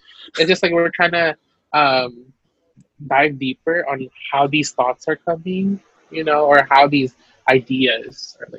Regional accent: Philippines; because that's deeply rooted in our culture. You know, and how we also see ourselves as Filipino.

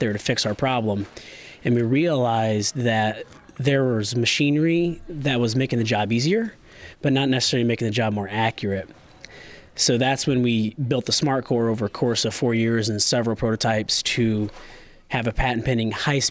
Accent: Bluffton, Indiana, United States; we have a large commercial farming operation there in Bluffton, Indiana, where we have row crops and livestock.

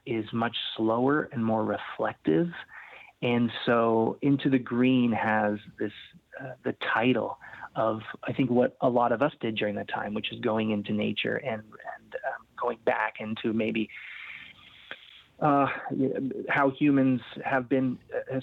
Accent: Canada; I was born in Canada, born and raised, and a Portuguese descent, so Portuguese-Canadian

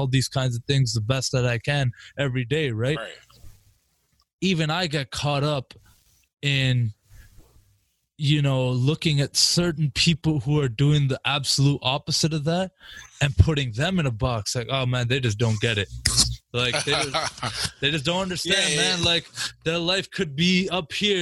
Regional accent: Canada; I'm from Canada

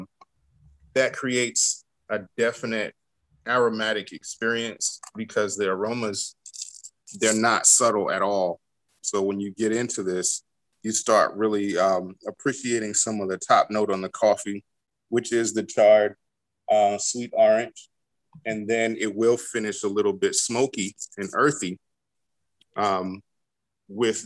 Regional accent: United States; I grew up here in the United States, but my father is from Haiti

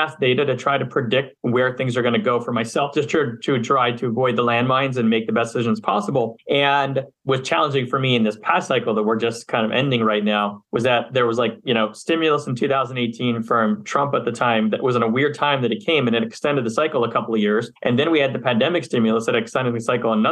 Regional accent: Montreal, Quebec, Canada; moved away as an adult; also born or lived in Philadelphia, United States; now in Los Angeles, United States; I'm from Montreal, Canada, originally. I spent half my life there, grew up, went to undergrad there

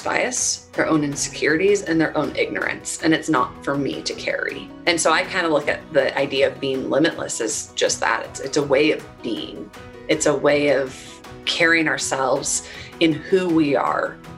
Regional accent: Minnesota, United States; I grew up in Minnesota, and I'm the baby of three girls.

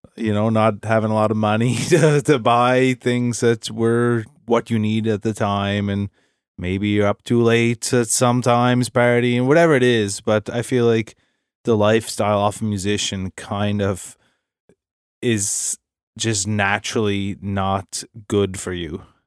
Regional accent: Nova Scotia, Canada; we're from Nova Scotia, small town Nova Scotia

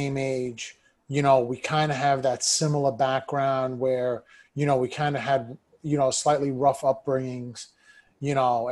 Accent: New York City, New York, United States; I'm born and raised in New York City. You know, I grew up in a part of Brooklyn.

